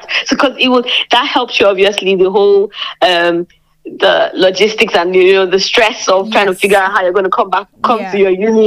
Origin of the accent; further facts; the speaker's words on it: Lagos, Nigeria; moved away as an adult; also born or lived in Obudu, Cross River, Nigeria; now in Lincoln, United Kingdom; I am from Nigeria. Precisely, I am, you know, an Obudu girl, but I grew up in Lagos, Nigeria.